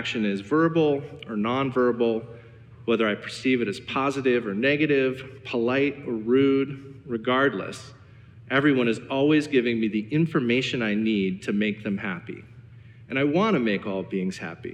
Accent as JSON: {"language": "English", "town": "Cleveland", "region": "Ohio", "country": "United States", "said": "I'm from Cleveland"}